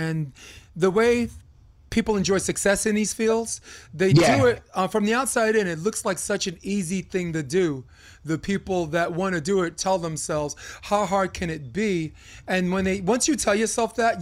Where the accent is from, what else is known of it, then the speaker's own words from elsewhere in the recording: New York City, New York, United States; I sang choir growing up in Brooklyn